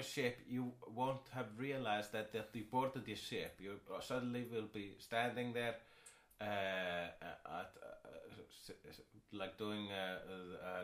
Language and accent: English; Iceland; I am Icelandic.